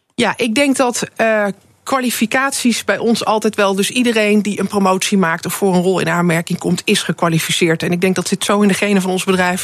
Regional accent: Netherlands

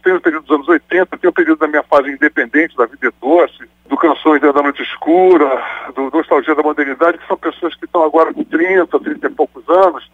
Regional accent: Brazil; eu nasci no Brasil

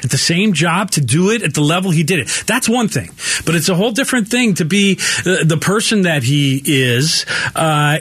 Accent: Bay Area, California, United States; moved away; I have a lot of friends that I grew up with back in the Bay Area

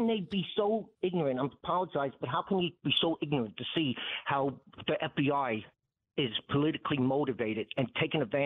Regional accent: New York City, New York, United States; I'm a New Yorker. I grew up in Brooklyn, Williamsburg, tough neighborhood at the time.

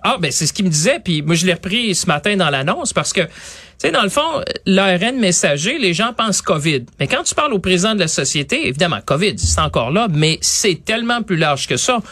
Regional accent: Quebec, Canada; ici, chez nous, au Québec

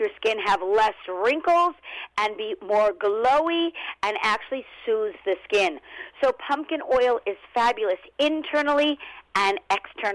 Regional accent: Los Angeles, California, United States; also born or lived in Brooklyn; now in New York, United States; originally I'm from Los Angeles, born and raised, but I was transplanted to New York

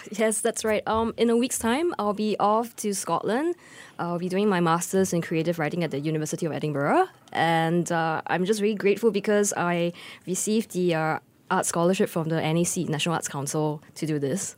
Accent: Singapore; I am just Singaporean

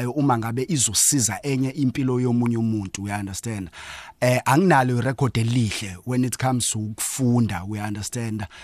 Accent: Potchefstroom, North West, South Africa; ngokuzalwa ngizalwa ePortchefstroom

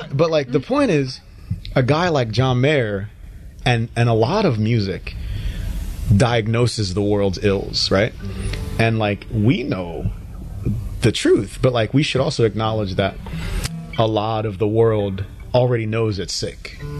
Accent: Nigeria; as a Christian who plays music and writes songs, being that I'm from Nigeria

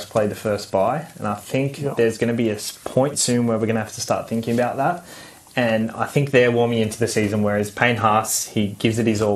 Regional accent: Penrith, New South Wales, Australia; I'm from Penrith

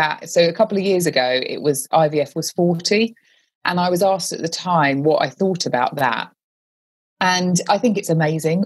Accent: London, United Kingdom; also born or lived in Australia; I'm from London originally, and I had moved back from Australia a few months before.

